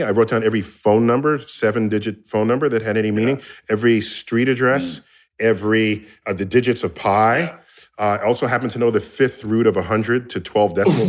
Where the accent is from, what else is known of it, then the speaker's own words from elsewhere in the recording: New York City, New York, United States; I grew up in New York City